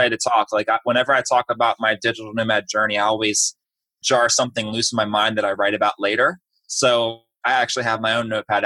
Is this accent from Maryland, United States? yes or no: yes; Baltimore, Maryland, United States; moved away as an adult; also born or lived in Orlando; I'm from Baltimore originally.